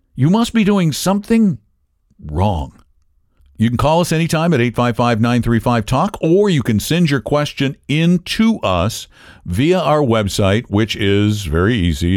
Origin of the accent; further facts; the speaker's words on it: Colorado, United States; the University of Colorado, which is my home state